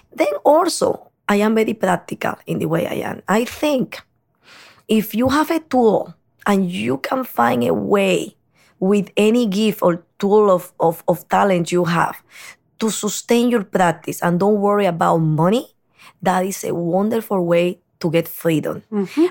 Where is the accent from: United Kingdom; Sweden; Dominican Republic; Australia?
Dominican Republic; moved away as an adult; also born or lived in New York City; now in New York, United States; And now I am saying Dominican Republic originally because I cannot erase half my life in New York